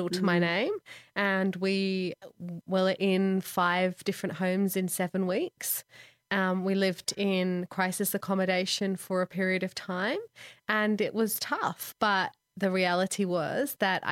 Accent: Manchester, North West England, United Kingdom; moved away as an adult; I grew up in England, mostly in Manchester, a little bit down south

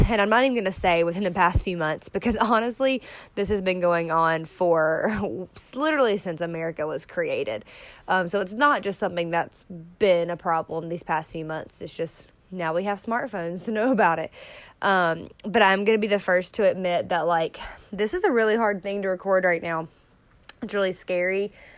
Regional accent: the South, United States; I grew up in the South. I've lived in three parts of the South, so it's not just in, in one state

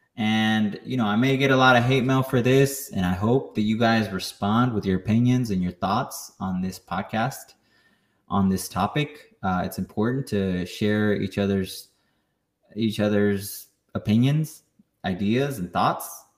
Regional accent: New Braunfels, Texas, United States; I was born here in the United States. I grew up here

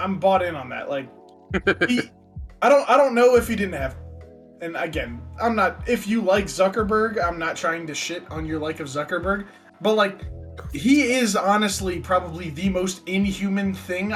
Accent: United States; we are all American

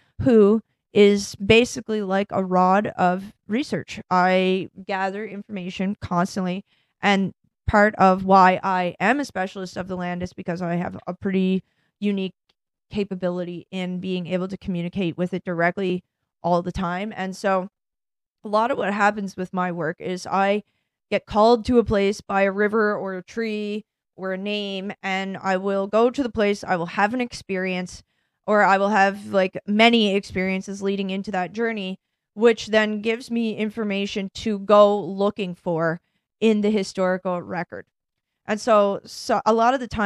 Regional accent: Canada; moved away as an adult; also born or lived in Ireland / England / France; now in United States; I live here now and I've been working in America energy since 2014. I'm Canadian.

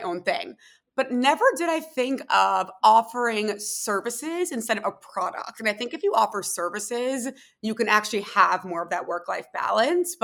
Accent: Philadelphia, Pennsylvania, United States; moved away as an adult; also born or lived in Tel Aviv; I was born and raised in Philadelphia, went to school in Philly, and then actually moved to Tel Aviv right after I graduated from college

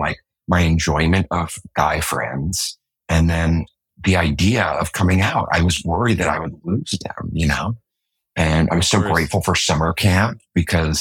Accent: New York City, New York, United States; I'm from Manhattan

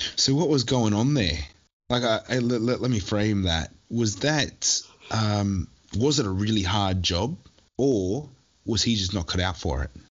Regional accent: Newcastle, New South Wales, Australia; I was born in Newcastle, grew up in Newcastle, left for maybe at most four years mm-hmm. in my whole life where I was living overseas

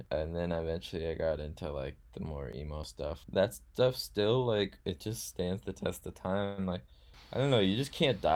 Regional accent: Minneapolis, Minnesota, United States; I'm from Minneapolis

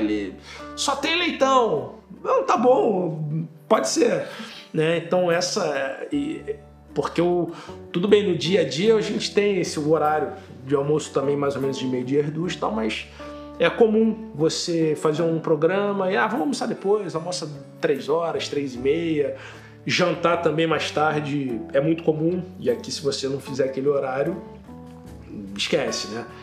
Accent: Rio de Janeiro, Brazil; moved away as an adult; now in Braga, Portugal; eu sou do Rio de Janeiro, tenho 40 anos. Eu tô em Braga, uh, cheguei em Braga em maio de 2019

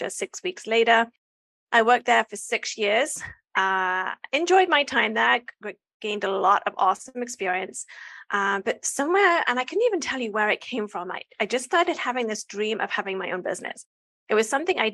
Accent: England, United Kingdom; moved away as an adult; I'm from England.

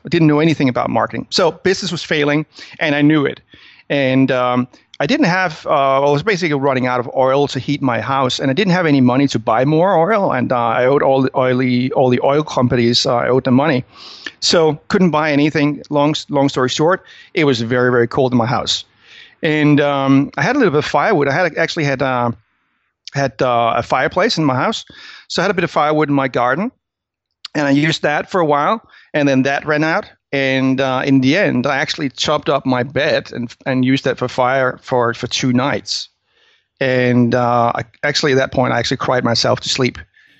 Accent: Denmark; English is a second language; I'm from Denmark originally. That's where you probably will pick up the weird accent I have. I usually say that, hey, I'm not American. I'm just a Danish person that listened to too many motivational speakers.

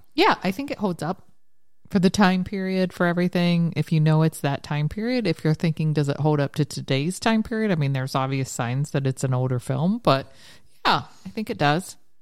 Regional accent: Ironton, Ohio, United States; moved away; Ironton's my hometown.

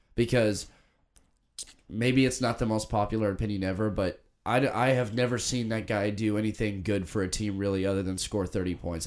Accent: Oregon, United States; they're from my hometown

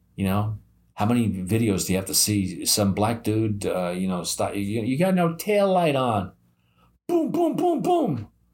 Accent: United States; I'm American

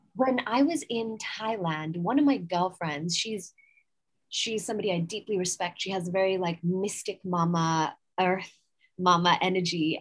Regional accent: England, United Kingdom; accent: English; also born or lived in United States / San Francisco / New York; now in Goa, India; From my accent, you can tell I'm English. However, I've also lived in America for most of my life.

